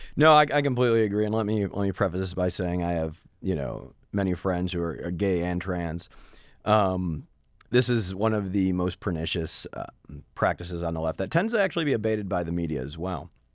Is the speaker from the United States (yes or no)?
yes; Midwest, United States; moved away; I come from the Midwest